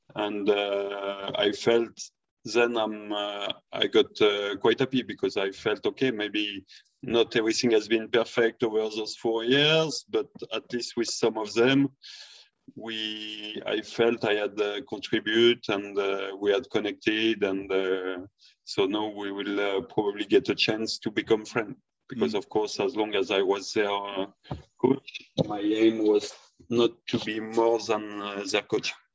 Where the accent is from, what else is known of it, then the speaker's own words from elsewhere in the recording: France; moved away; also born or lived in Sweden; I'm coming from France